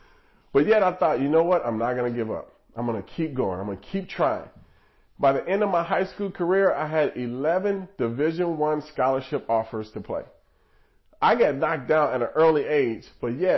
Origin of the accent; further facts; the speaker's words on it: Nebraska, United States; I was born in Nebraska